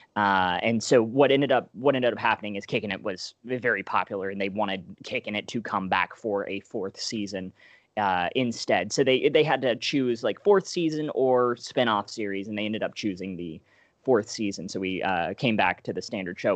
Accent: Alabama, United States; moved away; I'm originally from Alabama

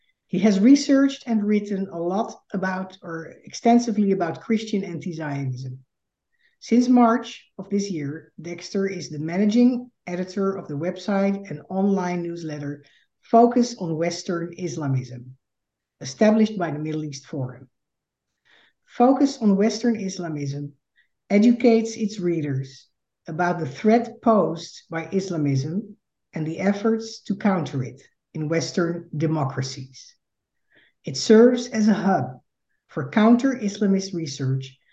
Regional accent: Netherlands; moved away as an adult; now in United States; I am a Dutch Jew and a daughter of Holocaust survivors.

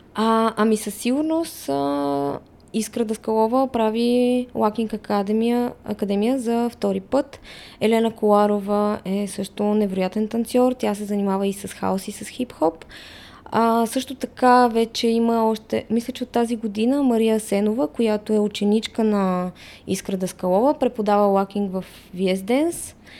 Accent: Bulgaria; ние сме българи

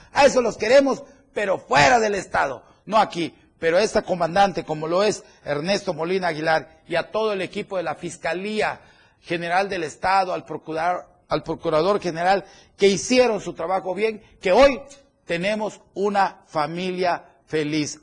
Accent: Chiapas, Mexico; como chiapaneco y como mexicano

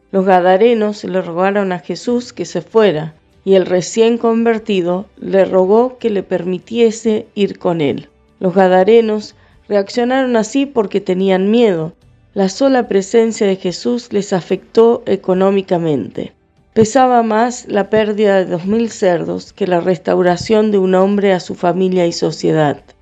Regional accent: Paraná, Entre Ríos, Argentina; soy de Paraná, Entre Ríos, y hoy te quería contar cómo Dios transformó mi vida.

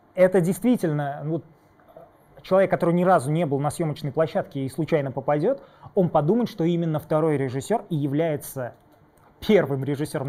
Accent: Tatarstan, Russia; я из, э, Татарстана

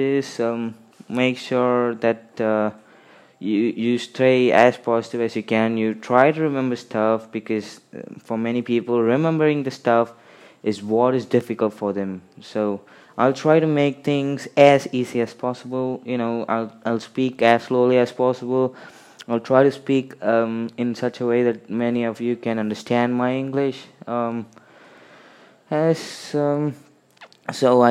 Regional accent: India; I'm from India

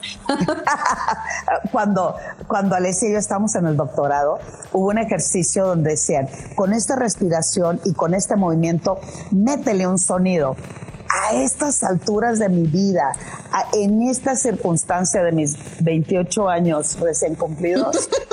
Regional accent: Culiacán, Sinaloa, Mexico; moved away as an adult; also born or lived in Puebla; cuando yo salí de Culiacán para irme a estudiar una maestría a Puebla

